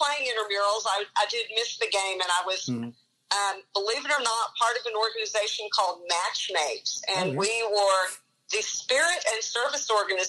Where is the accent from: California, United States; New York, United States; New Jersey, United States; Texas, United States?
Texas, United States; Lubbock; born or raised there; moved away as an adult; now in Dallas, United States